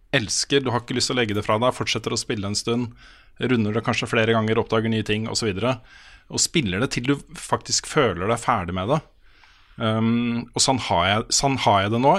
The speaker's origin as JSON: {"language": "Norwegian", "region": "Østfold", "country": "Norway", "said": "Jeg kommer fra Østfold"}